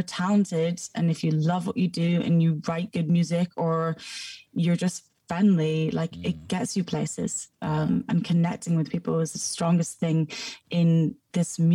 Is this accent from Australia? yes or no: no; Scotland, United Kingdom; accent: Scottish; also born or lived in Houston, Texas, United States; now in London, United Kingdom; Born in America, moved to Scotland, and now I'm in London.